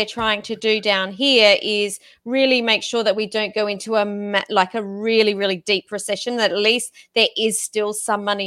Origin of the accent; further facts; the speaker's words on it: Australia; I'm Australian